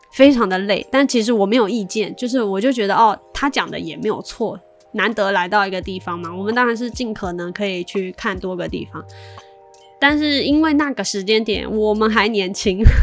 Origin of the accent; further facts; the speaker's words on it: China; 像我从小算是在大陆长大的嘛